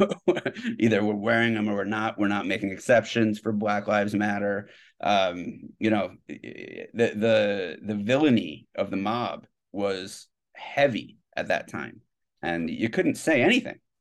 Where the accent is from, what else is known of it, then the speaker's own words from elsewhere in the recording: New Jersey, United States; moved away as an adult; now in New York City, United States; I'm from New Jersey